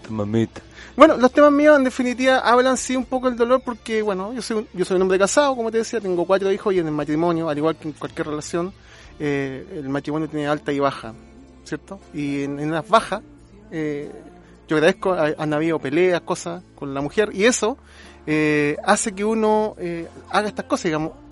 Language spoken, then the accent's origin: Spanish; Casablanca, Valparaíso, Chile; Somos de allá